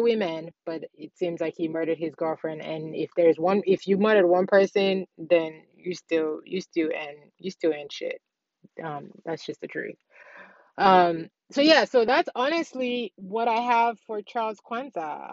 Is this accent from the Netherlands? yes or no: no; Nigeria; also born or lived in Ghana; I'm born and raised in Nigeria